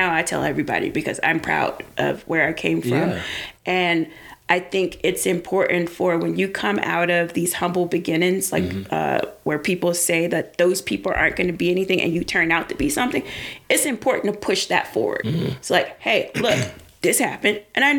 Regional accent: Washington, District of Columbia, United States; I'm from Southeast DC. Because I didn't want people to know that I was from like one of the poorest neighborhoods in DC.

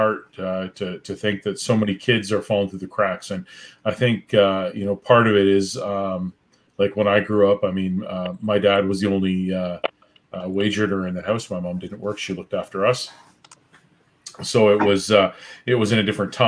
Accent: Newmarket, Ontario, Canada; moved away as an adult; now in Thunder Bay, Canada; I grew up in Newmarket, so not all that far from Orillia.

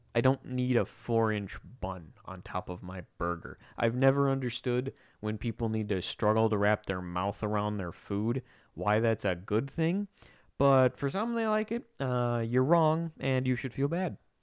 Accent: United States; like any good red-blooded, non-communist American

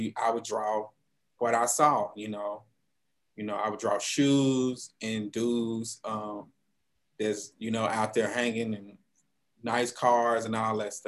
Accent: Monroe, Louisiana, United States; I'm originally from the North Louisiana, Monroe, Louisiana, which is on I-20

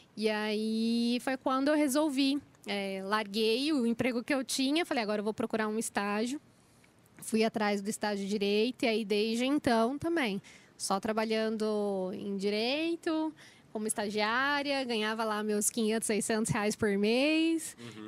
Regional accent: Itanhaém, São Paulo, Brazil; now in São Paulo, Brazil; eu saí de Itanhaém, eu acho que eu fui uma das primeiras da, da minha família que resolveu explorar

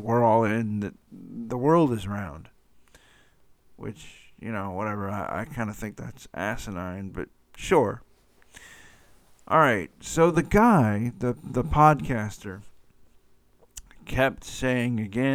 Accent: Atlanta, Georgia, United States; my hometown of Atlanta, Georgia

